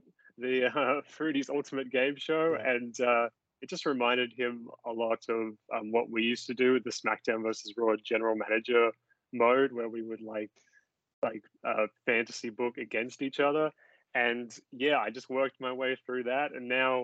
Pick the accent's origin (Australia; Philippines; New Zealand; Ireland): Australia; Sydney, New South Wales; I was not born in Dubbo. I was born in Sydney